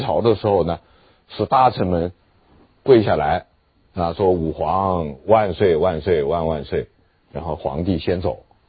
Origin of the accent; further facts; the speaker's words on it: China; 我们中国人